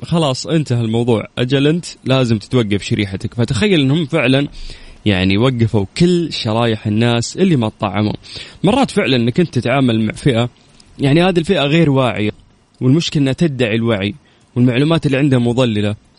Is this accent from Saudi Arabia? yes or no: yes; Saudi Arabia; عندنا في المملكة العربية السعودية